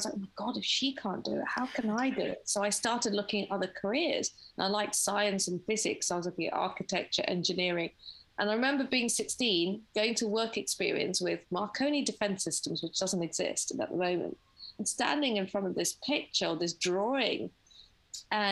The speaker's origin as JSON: {"language": "English", "region": "London", "country": "United Kingdom", "tie": "born or raised there", "said": "I grew up in London in Finchley"}